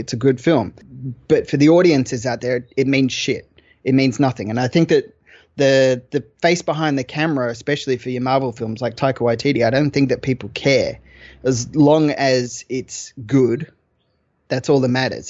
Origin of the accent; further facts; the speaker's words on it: Australia; I'm Australian.